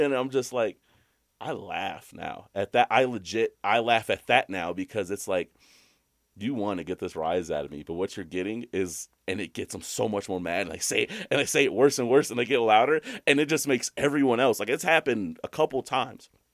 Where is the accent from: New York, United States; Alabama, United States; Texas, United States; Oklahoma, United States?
Alabama, United States; I'm from Alabama.